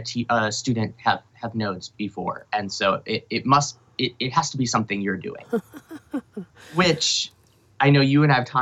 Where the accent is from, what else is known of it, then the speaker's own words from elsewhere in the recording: Eau Claire, Wisconsin, United States; the university in my hometown, the University of Wisconsin, Eau Claire